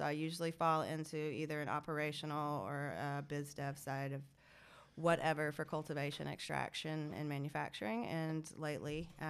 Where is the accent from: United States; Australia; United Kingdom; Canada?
United States; Georgia; I'm from Georgia. I'm not. Jesus, send me a hurricane.